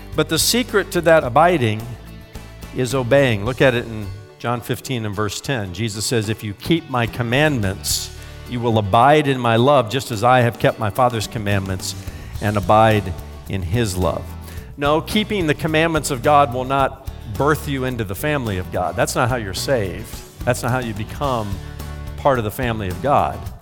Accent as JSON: {"language": "English", "country": "United States", "said": "I'm an American"}